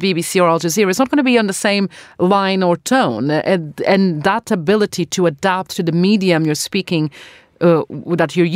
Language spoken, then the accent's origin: English; Portugal; now in United Kingdom; I'm from Portugal